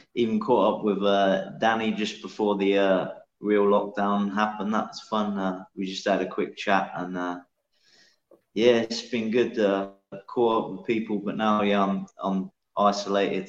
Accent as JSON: {"language": "English", "area": "Northamptonshire", "region": "East Midlands", "country": "United Kingdom", "tie": "born or raised there", "moved": "as an adult", "lives_now": "Edinburgh, United Kingdom", "said": "I grew up in Northamptonshire"}